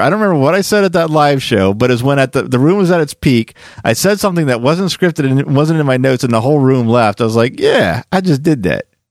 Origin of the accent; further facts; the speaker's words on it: Quakertown, Pennsylvania, United States; me growing up in Quakertown wanting to get out and see more of the world